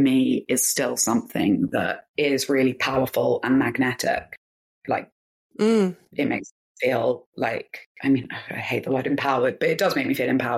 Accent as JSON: {"language": "English", "region": "London", "country": "United Kingdom", "tie": "born or raised there", "also_born_or_lived": "Manchester", "said": "I grew up in clubs in London"}